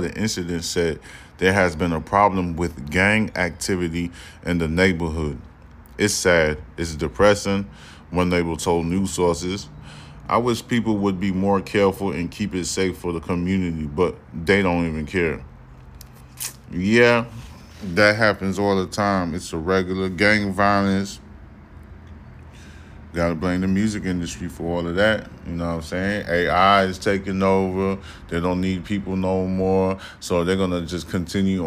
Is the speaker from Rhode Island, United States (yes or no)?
no; New York City, New York, United States; I'm from Brooklyn